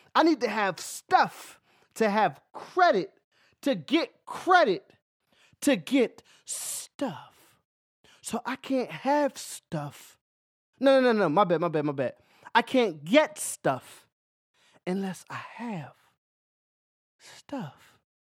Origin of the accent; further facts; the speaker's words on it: Philadelphia, Pennsylvania, United States; moved away; also born or lived in Louisiana; I'm from Philadelphia.